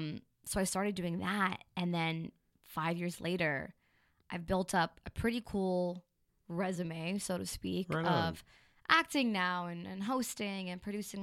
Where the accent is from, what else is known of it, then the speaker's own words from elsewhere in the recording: Maryland, United States; My story is that I'm from the East Coast.